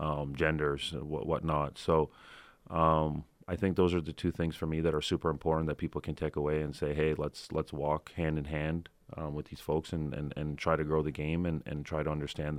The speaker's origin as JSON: {"language": "English", "town": "Toronto", "region": "Ontario", "country": "Canada", "said": "Obviously, where I'm from Toronto, it's so different walking into a Raptors game than it is walking into to a Leaf game."}